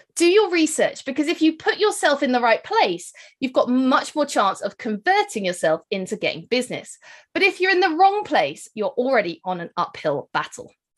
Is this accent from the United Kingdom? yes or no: yes; United Kingdom; accent: British; I'm, uh, based here in the U K, as you can probably hear from my accent